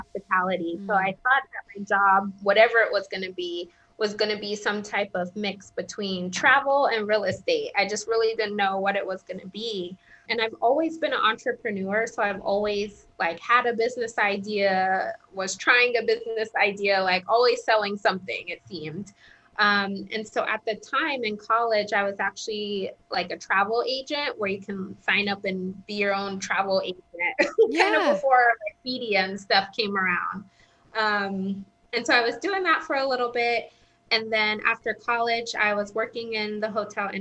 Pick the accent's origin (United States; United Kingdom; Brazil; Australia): United States; Southern California; moved away as an adult; also born or lived in Connecticut; I grew up in Southern California